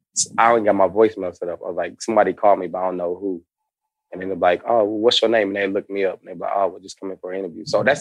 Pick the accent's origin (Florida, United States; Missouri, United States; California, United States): Missouri, United States; Kansas City; now in Atlanta, United States; I'm from Kansas City